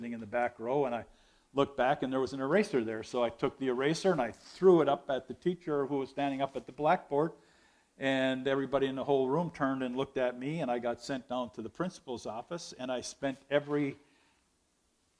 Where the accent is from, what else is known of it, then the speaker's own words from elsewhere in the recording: Ishpeming, Michigan, United States; But I was raised, born and raised in Ishpeming, Michigan, in a non-Christian home.